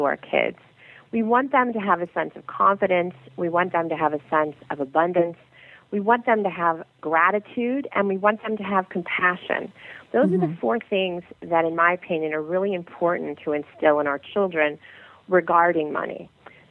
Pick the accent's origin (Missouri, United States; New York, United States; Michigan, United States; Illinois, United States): Missouri, United States; St. Louis; I grew up in the Midwest. And and my mother loved to have the air conditioning down to 72 in St. Louis